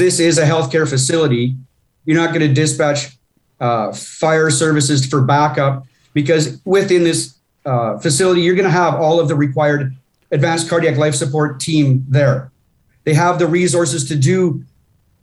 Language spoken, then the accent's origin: English; Coaldale, Alberta, Canada; my hometown of Coaldale